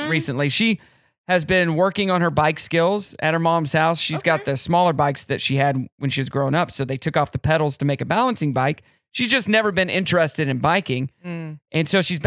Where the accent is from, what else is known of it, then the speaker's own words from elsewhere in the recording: Meade, Kansas, United States; moved away; I'm from Meade, Kansas, and it's like 15, 20 minutes away